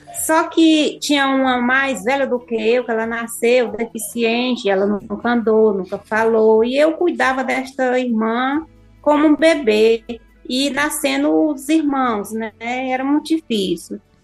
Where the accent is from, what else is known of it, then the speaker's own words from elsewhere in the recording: Crateús, Ceará, Brazil; also born or lived in Serra (birthplace) / near Nova Russas, Ceará; eu sou de Crateús